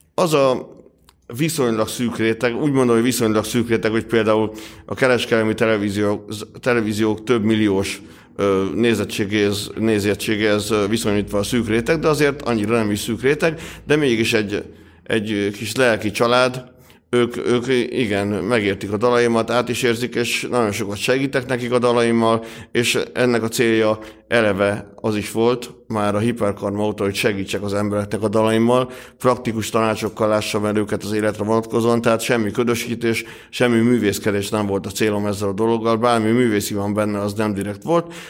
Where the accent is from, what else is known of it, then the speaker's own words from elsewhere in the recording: Hungary; accent: thick Hungarian; a vaskos magyar akcentusom